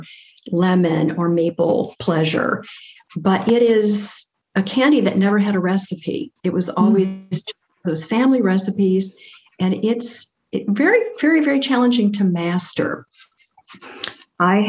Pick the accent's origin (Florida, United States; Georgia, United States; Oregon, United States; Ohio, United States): Ohio, United States; Cincinnati; when I was a teenager growing up in Cincinnati, Ohio